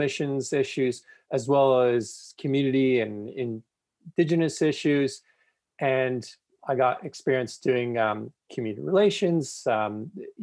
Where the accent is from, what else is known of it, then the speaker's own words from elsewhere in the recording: Toronto, Ontario, Canada; moved away as an adult; now in Calgary, Canada; Toronto, which is actually my hometown